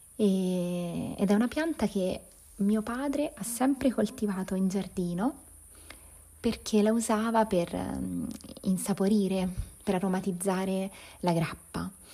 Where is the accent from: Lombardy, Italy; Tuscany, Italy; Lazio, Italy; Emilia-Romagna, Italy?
Lazio, Italy; province of Viterbo; la campagna dove sono cresciuta, nella provincia di Viterbo